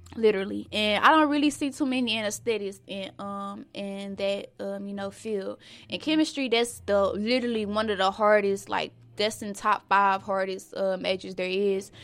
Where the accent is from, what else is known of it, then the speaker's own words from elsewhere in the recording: Dallas, Texas, United States; I'm from Sinking Hills